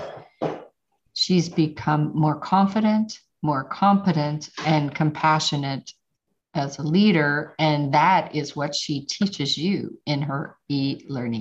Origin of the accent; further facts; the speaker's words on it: Pittsburgh, Pennsylvania, United States; I'm from Pittsburgh